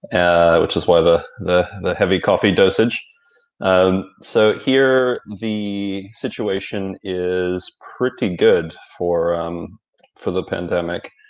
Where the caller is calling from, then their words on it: Thailand; Uh, yeah, I'm calling from Thailand.